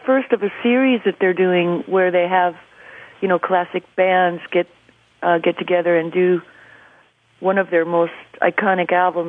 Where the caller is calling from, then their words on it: Los Angeles, California, United States; I'm in L.A. right now.